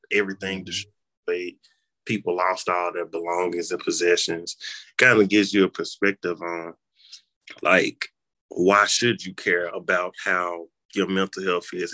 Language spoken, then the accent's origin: English; Memphis, Tennessee, United States; I'm from Memphis